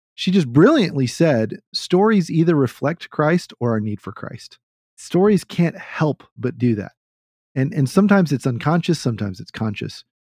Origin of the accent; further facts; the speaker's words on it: the South, United States; from the South